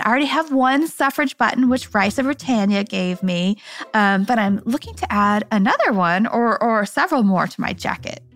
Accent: Kansas City, United States; I'm from Kansas City

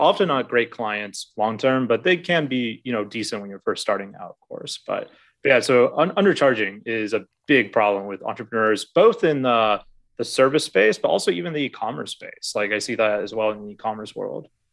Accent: Alaska, United States; moved away as an adult; now in Vietnam; I'm originally from Alaska, uh, born and raised there.

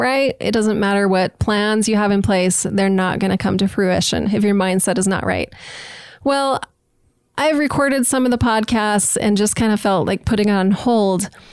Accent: Utah, United States; also born or lived in New Orleans, Louisiana / Nashville, Tennessee; now in Idaho Falls, United States; I grew up in Utah

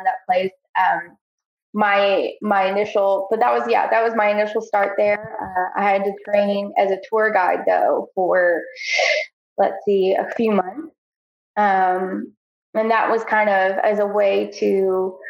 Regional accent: Danville, Kentucky, United States; moved away as an adult; now in Lexington, United States; I am Danville born and raised. I am. I've lived in Lexington now for 11 years.

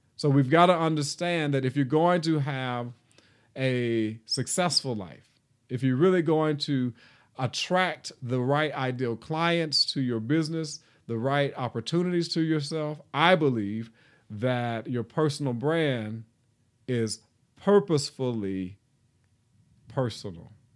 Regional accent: Nashville, Tennessee, United States; I am from Nashville, Tennessee, reared and born, born and reared in Nashville

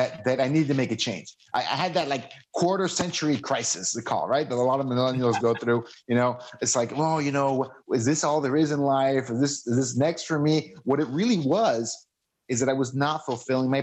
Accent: Mexico; moved away as an adult; also born or lived in Seattle; I moved to Seattle, you know, from growing up in Mexico on the border

